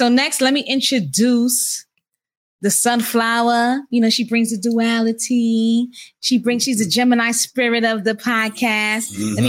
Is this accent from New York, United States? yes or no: yes; New York City, New York, United States; You know I hail from Co-op City, Section 5. Don't ever zone my shit. I represent everything Bronx. It's BX all day, every day.